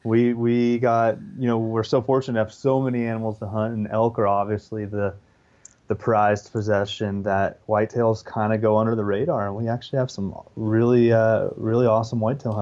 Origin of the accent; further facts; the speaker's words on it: Western United States, United States; growing up in the Western United States, I haven't had a ton of opportunity to hunt whitetails